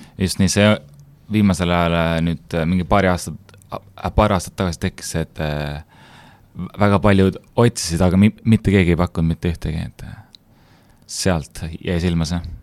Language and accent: Estonian; Hiiumaa, Hiiu County, Estonia; sündinud ja kasvanud Hiiumaal